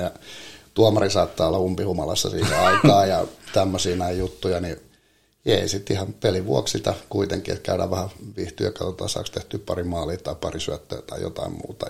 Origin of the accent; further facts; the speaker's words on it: Helsinki, Uusimaa, Finland; meillä Lauttasaaressa oli tota, noin, niin meillä oli semmoinen, on varmaan oltu toka, kolma, nel, toka kolmas neljäs luokka, niin meillä oli kyllä oma sarja siellä